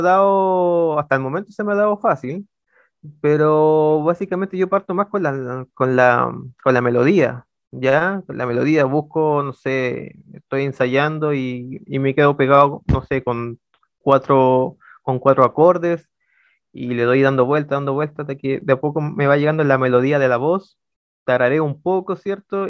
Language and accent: Spanish; Ovalle, Coquimbo, Chile; soy originario de, la ciudad de Ovalle